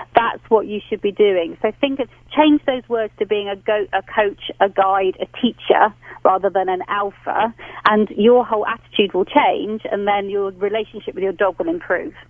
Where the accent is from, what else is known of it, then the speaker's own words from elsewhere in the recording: England, United Kingdom; now in London, United Kingdom; I'm being typically English today.